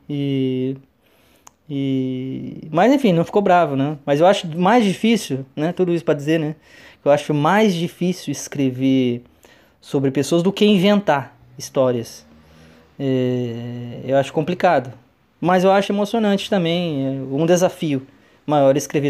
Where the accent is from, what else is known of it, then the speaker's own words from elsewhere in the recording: Tarumã, São Paulo, Brazil; moved away; Inclusive, nasci em Tarumã mesmo e tá lá na minha, no meu RG, né? Nascido em Tarumã, sou tarumaense